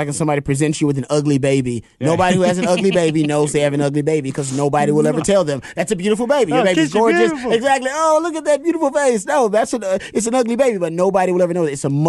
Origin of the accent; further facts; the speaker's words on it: Texas, United States; Really wants to go back to Texas. My dad is there. I'm from Texas. I love that place.